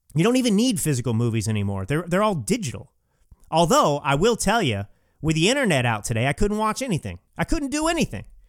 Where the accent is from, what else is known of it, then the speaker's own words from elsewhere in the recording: Texas, United States; moved away as an adult; also born or lived in California; now in Napa Valley, United States; I grew up in Texas, but I came out to California, uh, when I was eighteen years old